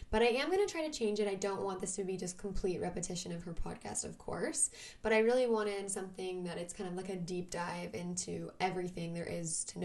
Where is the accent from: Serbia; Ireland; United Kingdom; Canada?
Canada; Vancouver, British Columbia; I'm from Vancouver, Canada